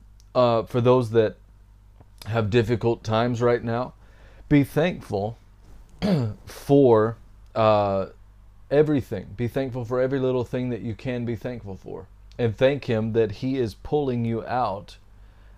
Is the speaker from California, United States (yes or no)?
no; Texas, United States; I come from Texas